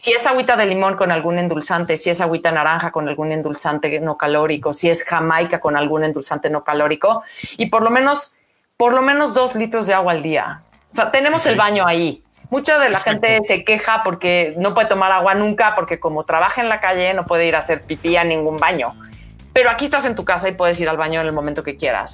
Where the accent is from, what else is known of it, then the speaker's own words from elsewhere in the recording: Mexico; somos mexicanos